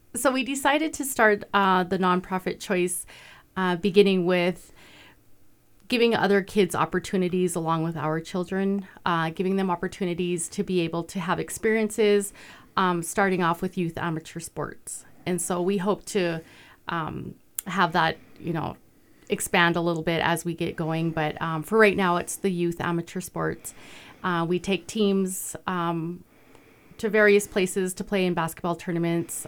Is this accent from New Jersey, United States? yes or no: no; Browning, Montana, United States; moved away as an adult; also born or lived in Durango, Colorado / Belgrade, Montana; now in Ulm, United States; I'm actually from Browning as well. and graduated from Browning High School